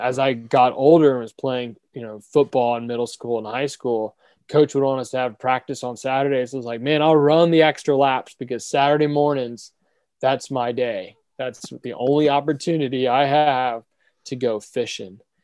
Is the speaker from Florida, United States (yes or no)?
yes; Orlando, Florida, United States; I grew up here in Orlando